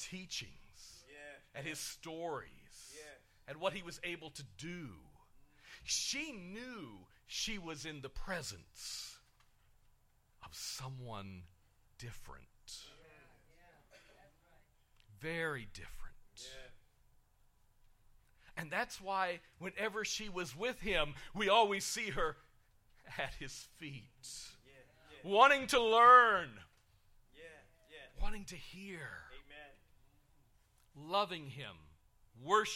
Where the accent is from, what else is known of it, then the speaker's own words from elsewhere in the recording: United Kingdom; I'm British